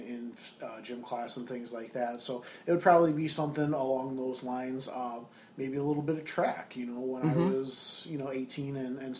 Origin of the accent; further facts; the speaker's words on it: Stickney, Illinois, United States; growing up in Stickney, you know, 40th place, just, you know, little house, little yard, dad, mom, me, brother, dog